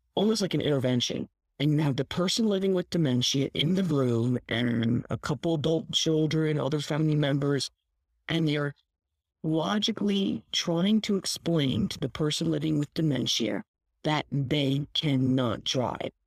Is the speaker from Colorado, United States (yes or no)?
no; Philadelphia, Pennsylvania, United States; I grew up in Philadelphia. I mean, I grew up in a real city